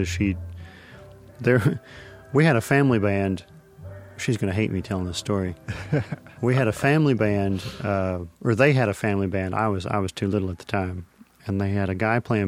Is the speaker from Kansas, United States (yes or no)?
yes; Arkansas City, Kansas, United States; moved away as an adult; now in North Carolina, United States; I'm from Arkansas City, Kansas, which is 10 miles south of Winfield